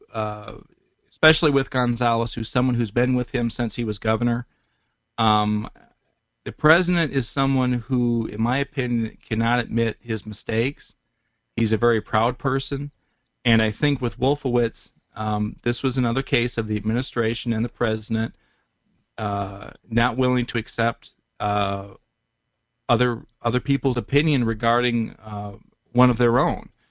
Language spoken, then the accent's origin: English; Detroit, Michigan, United States; I'm from Detroit